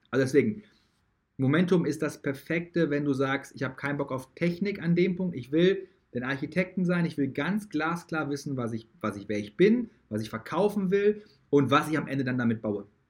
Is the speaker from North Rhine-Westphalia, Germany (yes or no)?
yes; Dortmund, North Rhine-Westphalia, Germany; also born or lived in United States; wo ich früher gewohnt habe, wo ich herkomme